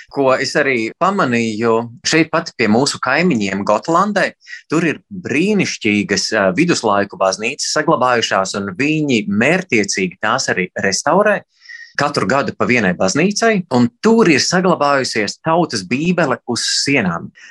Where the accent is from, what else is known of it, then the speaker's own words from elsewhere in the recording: Latvia; es esmu latvietis